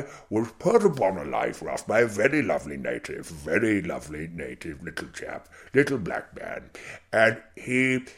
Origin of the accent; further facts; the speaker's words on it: Zimbabwe; now in United Kingdom; Yes, and I grew up in Rhodesia, which is obviously the pertinent part of your question, and I enjoyed it very, very much.